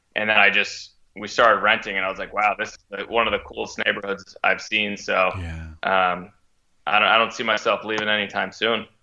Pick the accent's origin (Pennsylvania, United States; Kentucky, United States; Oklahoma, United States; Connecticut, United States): Connecticut, United States; moved away as an adult; now in Boston, United States; I'm from Connecticut originally